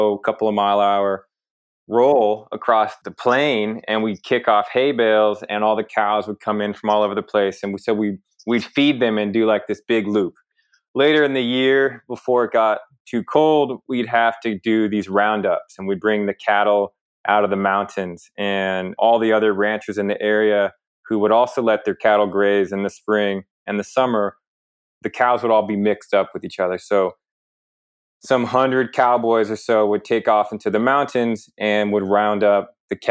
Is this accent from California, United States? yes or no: no; Santa Fe, New Mexico, United States; moved away as an adult; also born or lived in Rio de Janeiro, Brazil; now in Davis, United States; I'm from Santa Fe, New Mexico